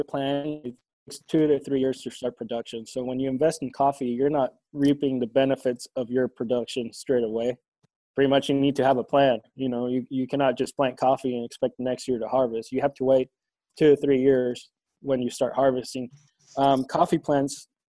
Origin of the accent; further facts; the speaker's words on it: Honduras; moved away as an adult; now in Ulysses, United States; I grew up in Honduras, and after I got done with high school, I had the opportunity to go to Kansas State University